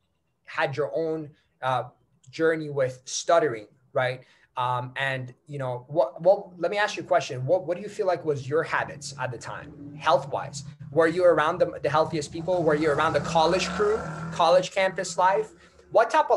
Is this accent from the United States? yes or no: no; Iran; first language Persian; English is a second language; now in Canada; I was not born in Canada. I was born in Iran. I speak Farsi. That's my language.